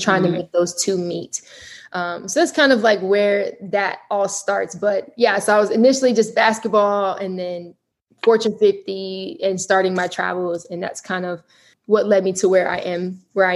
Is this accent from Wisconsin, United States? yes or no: no; Colorado Springs, Colorado, United States; moved away as an adult; also born or lived in Hampton, Virginia; I'm originally from Colorado Springs. Grew up there